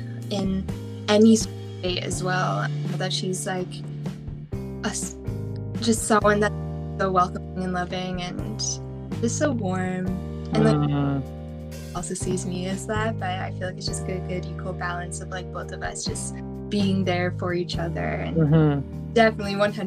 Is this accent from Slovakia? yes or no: no; Toronto, Ontario, Canada; I'm 22, born and raised in Toronto, still living here.